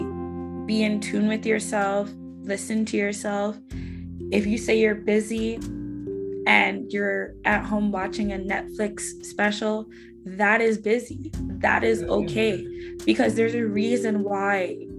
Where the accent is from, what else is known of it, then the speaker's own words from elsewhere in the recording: Scarborough, Ontario, Canada; I'm from Scarborough, Ontario, and where I came from